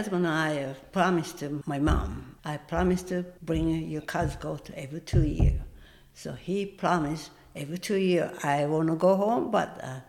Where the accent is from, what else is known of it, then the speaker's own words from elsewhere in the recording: Tokyo, Japan; English is a second language; moved away as an adult; now in United States; But I'm from Japan.